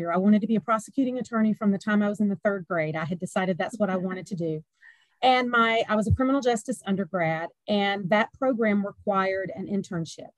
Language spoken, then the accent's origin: English; the South, Georgia, United States; also born or lived in Pennsylvania; I am a warm weather bird, born and raised in the South. And so I came back home.